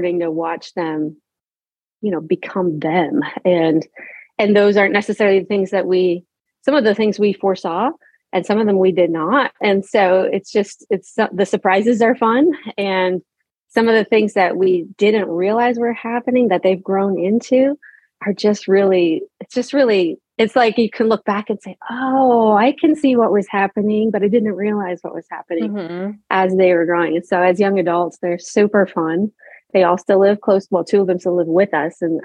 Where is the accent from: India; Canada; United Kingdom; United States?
Canada; Halifax, Nova Scotia; moved away as an adult; also born or lived in Prince Edward Island / New Brunswick; We grew up in Nova Scotia, so in a port city, so right on the water, Halifax